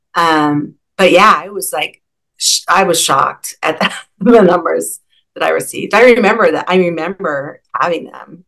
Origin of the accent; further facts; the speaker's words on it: Seattle, Washington, United States; I'm from Seattle. I grew up in Madrona, actually.